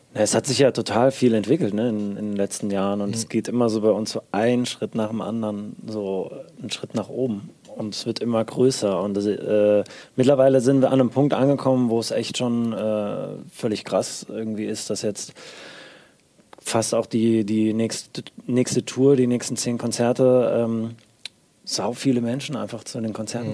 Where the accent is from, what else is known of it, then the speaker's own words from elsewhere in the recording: Marburg, Hesse, Germany; ich komme aus Marburg